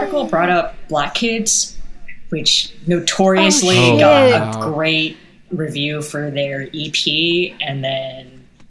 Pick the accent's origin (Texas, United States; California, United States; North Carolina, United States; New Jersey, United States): California, United States; Palo Alto; now in Oakland, United States; I went to Palo Alto High School